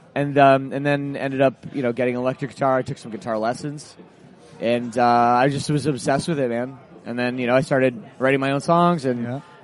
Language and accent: English; Oakville, Ontario, Canada; my hometown of Oakville, Ontario, suburb of Toronto